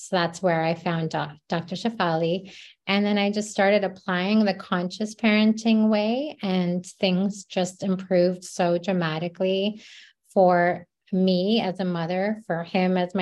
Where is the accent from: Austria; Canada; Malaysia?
Canada; moved away as an adult; now in New Jersey, United States; I'm Canadian